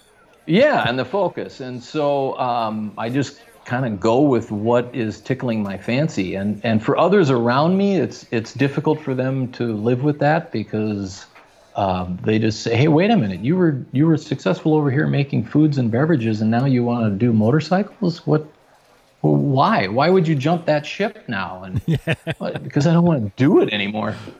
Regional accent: Fargo, North Dakota, United States; also born or lived in Minneapolis, Minnesota; now in Los Angeles, United States; growing up in Fargo, North Dakota in the 70s

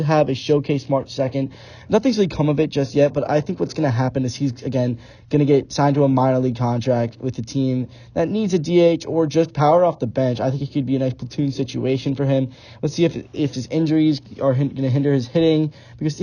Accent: Bucks County, Pennsylvania, United States; I'm from Bucks County, Pennsylvania. It's a suburb of Philly

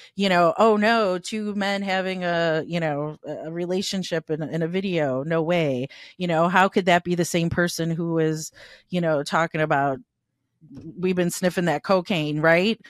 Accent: Chicago, Illinois, United States; I grew up in Little Italy

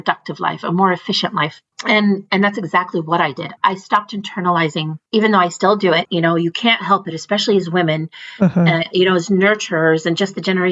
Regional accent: United States; a Muslim American growing up, and at the time we were refugees

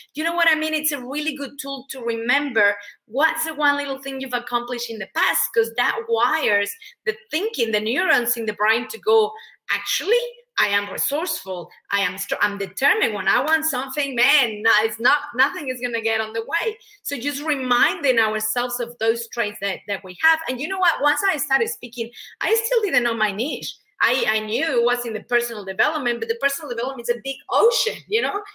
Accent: Mexico; English is a second language; moved away as an adult; now in Australia; I'm, I'm originally from Mexico, hence the accent.

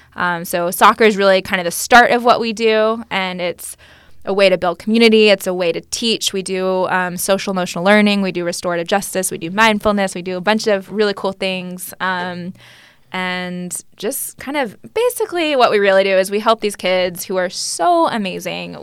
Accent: Austin, Texas, United States; moved away as an adult; also born or lived in New York City; I grew up playing here in the Austin soccer community

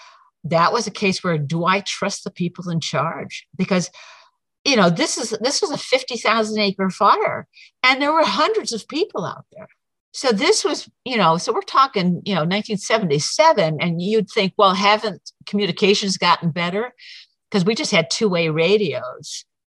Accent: Prescott, Arizona, United States; because they knew I was originally from the Prescott area.

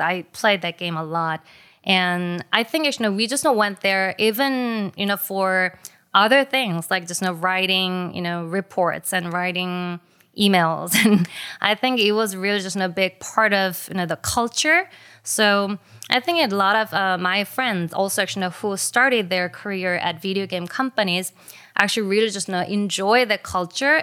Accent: South Korea; my generation in Korea have experienced a lot of things in common when it comes to video games

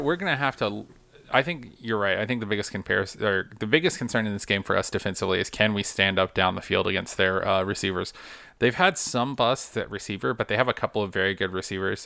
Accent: Carrollton, Georgia, United States; I grew up in Carrollton, which is just solidly Auburn country. Carrollton is the last, Carroll County is the last county before you hit to Alabama

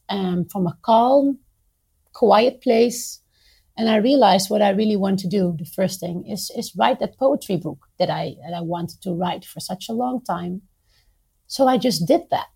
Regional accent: Netherlands; moved away as an adult; now in Beirut, Lebanon; I did move at one point from my home country, the Netherlands, to Lebanon when I met my husband, and I moved here 11 years ago

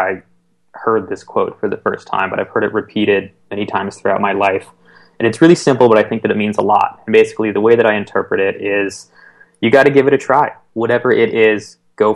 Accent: East Bay, San Francisco Bay Area, California, United States; I grew up in the East Bay of San Francisco Bay Area

